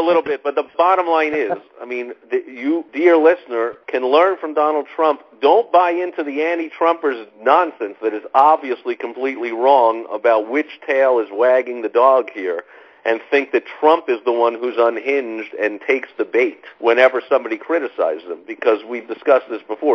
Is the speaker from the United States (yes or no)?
yes; New York, United States; I grew up in New York, and when I was a kid